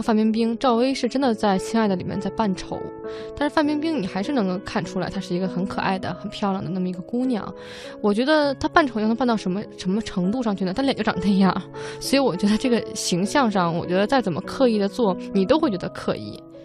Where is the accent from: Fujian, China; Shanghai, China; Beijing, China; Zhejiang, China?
Beijing, China; 因为我是北方人啊，我北京人，我对这个南方语系不了解